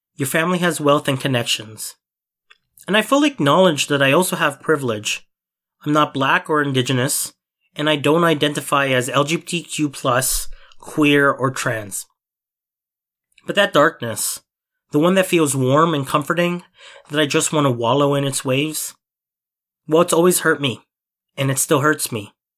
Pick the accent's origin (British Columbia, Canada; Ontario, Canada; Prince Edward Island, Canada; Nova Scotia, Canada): Ontario, Canada; Mississauga / Toronto; also born or lived in Philippines; I'm at the corner of being Filipino and being Canadian. I'm at the corner of Mississauga and Toronto.